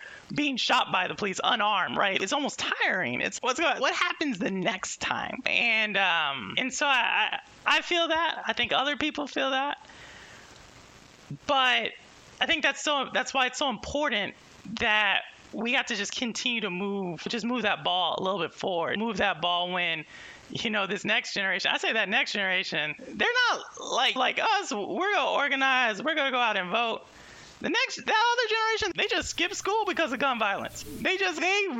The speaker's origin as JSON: {"language": "English", "town": "Houston", "region": "Texas", "country": "United States", "said": "I'm from Houston"}